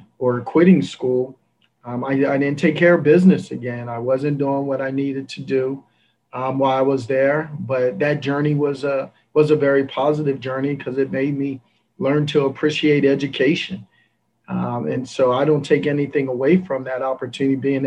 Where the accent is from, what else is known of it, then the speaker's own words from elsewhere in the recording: Coatesville, Pennsylvania, United States; also born or lived in Philadelphia; now in Nashville, United States; I grew up in Philadelphia, a place called Coatesville, Pennsylvania